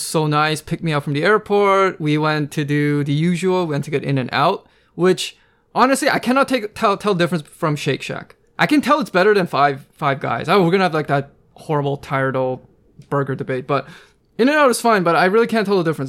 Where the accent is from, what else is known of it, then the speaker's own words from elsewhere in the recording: Pacific Northwest, United States; I was born and raised on the West Coast, uh, you know, Pacific Northwest specifically